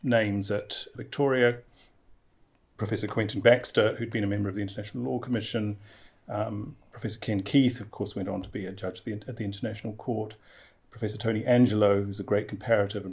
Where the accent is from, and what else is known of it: Christchurch, Canterbury, New Zealand; born or raised there; moved away as an adult; also born or lived in England; now in Wellington, New Zealand